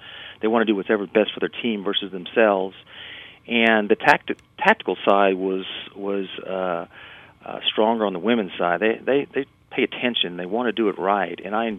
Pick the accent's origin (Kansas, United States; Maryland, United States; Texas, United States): Texas, United States; it was 35 degrees, and we're from Texas, so that was a shock.